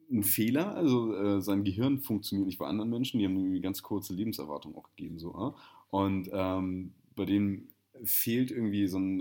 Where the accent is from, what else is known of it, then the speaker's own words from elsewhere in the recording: Germany; als äh, Deutscher